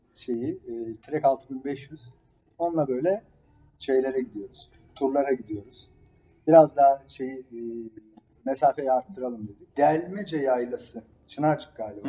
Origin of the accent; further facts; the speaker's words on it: Istanbul, Turkey; ben Fatih'te büyüdüm.